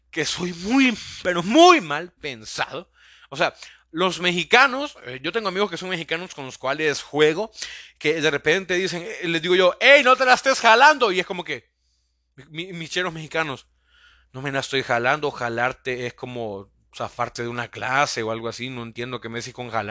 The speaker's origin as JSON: {"language": "Spanish", "country": "El Salvador", "said": "Soy un, salvadoreño idiota que tiene este sueño de poder crear una pequeña comunidad a base de sus podcasts"}